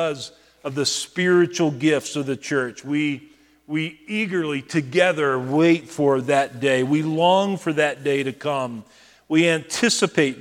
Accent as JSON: {"language": "English", "country": "United States", "said": "as American believers"}